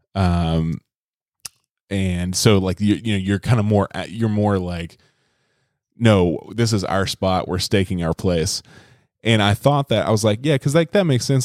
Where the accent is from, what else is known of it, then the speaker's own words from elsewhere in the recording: Birmingham, Alabama, United States; I'm from Birmingham.